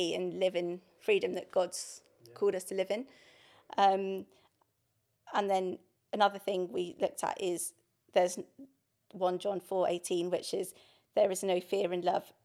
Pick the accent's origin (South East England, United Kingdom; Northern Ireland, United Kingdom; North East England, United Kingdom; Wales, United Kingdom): South East England, United Kingdom; High Wycombe; moved away as an adult; now in London, United Kingdom; I grew up in High Wycombe